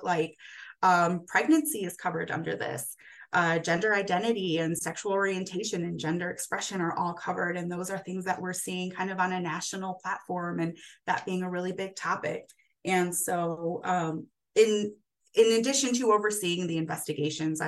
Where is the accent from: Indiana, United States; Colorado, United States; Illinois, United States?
Illinois, United States; Chicago; moved away as an adult; also born or lived in Arizona; now in Albuquerque, United States; I am originally from Chicago